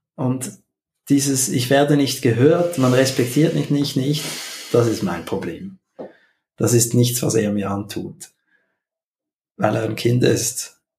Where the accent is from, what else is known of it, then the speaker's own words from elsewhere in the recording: Switzerland; als Schweizer